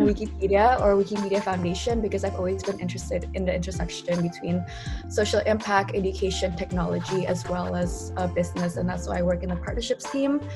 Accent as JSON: {"language": "English", "region": "Jakarta", "country": "Indonesia", "tie": "born or raised there", "also_born_or_lived": "Berkeley, California", "moved": "as an adult", "said": "I grew up in Jakarta, Indonesia"}